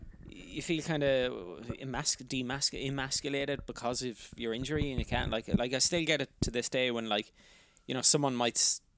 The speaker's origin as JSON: {"language": "English", "country": "Ireland", "said": "being an Irish person"}